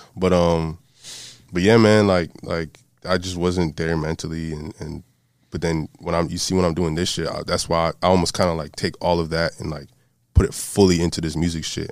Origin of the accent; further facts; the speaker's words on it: Broward County, South Florida, United States; also born or lived in Miami; I'm from South Florida, uh, born in Miami, raised in Broward County